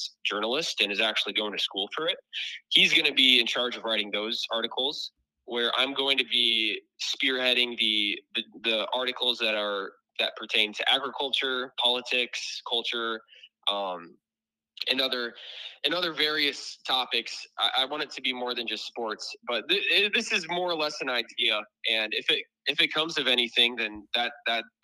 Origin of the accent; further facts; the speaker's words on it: Garner, Iowa, United States; Garner. It's north central Iowa